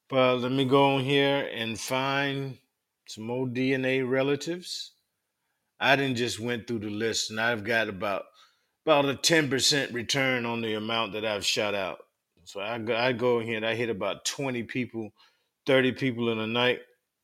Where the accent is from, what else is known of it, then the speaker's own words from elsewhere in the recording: Brooklyn, New York, United States; now in Pennsylvania, United States; I was born and raised in Brooklyn, New York, currently residing in PA.